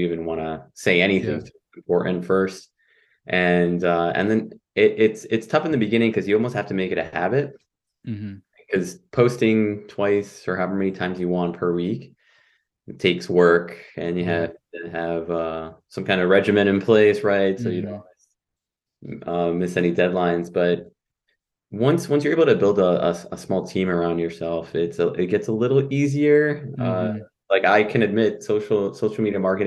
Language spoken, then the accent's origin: English; New York City, New York, United States; also born or lived in Mamaroneck, Westchester County / San Pedro Sula, Honduras (family); now in Buffalo, United States; I was born and raised in Manhattan and Floral Park, Queens